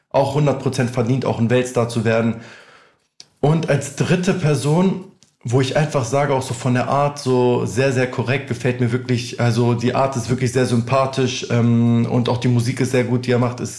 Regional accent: Albania; Achso, ich komme aus Albanien.

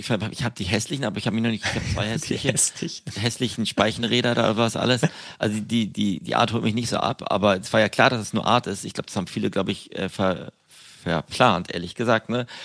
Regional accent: Berlin, Germany; als Berliner

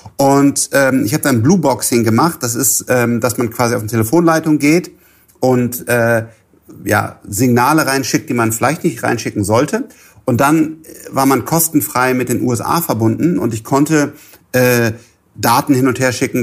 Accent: Germany; als Deutscher

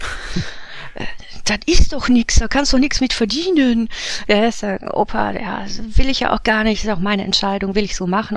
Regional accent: Wuppertal, North Rhine-Westphalia, Germany; also born or lived in Swabia; ich komme aus Wuppertal

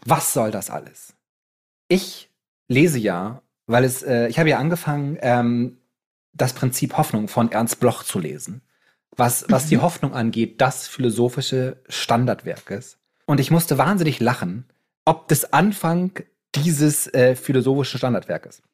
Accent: Bremen, Germany; als Bremer

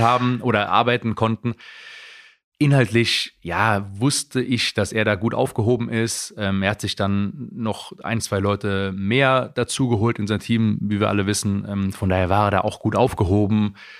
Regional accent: Heidelberg, Baden-Württemberg, Germany; moved away; wo ich aufgewachsen bin

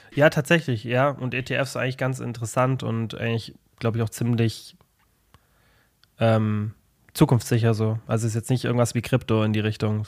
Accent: Germany; bei uns in Deutschland

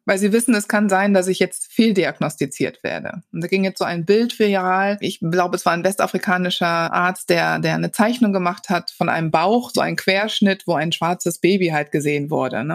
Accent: Wuppertal, North Rhine-Westphalia, Germany; now in Cologne, Germany; ich bin in Wuppertal geboren

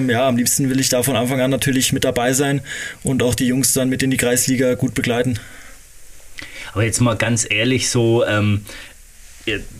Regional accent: Hesse, Germany; also born or lived in Giessen; ich bin in Gießen geboren und in der Nähe von Marburg, eine halbe Stunde entfernt, auf dem Dorf groß geworden.

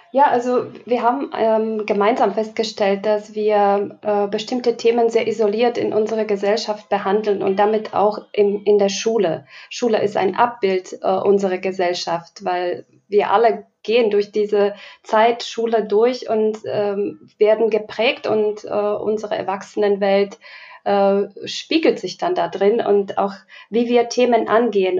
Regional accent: Slovakia; now in Germany; Ich komme ursprünglich aus der Slowakei, lebe schon ähm, etliche Jahre in Deutschland

